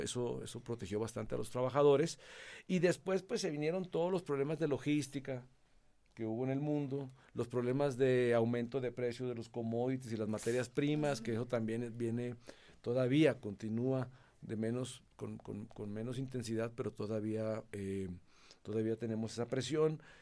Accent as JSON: {"language": "Spanish", "country": "Mexico", "also_born_or_lived": "Nuevo León", "moved": "as an adult", "lives_now": "Colombia", "said": "soy mexicano"}